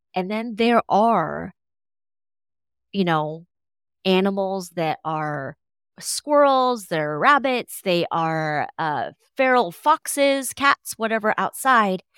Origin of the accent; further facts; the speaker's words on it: United States; I was born here, born and raised here, as American as, as they, as they get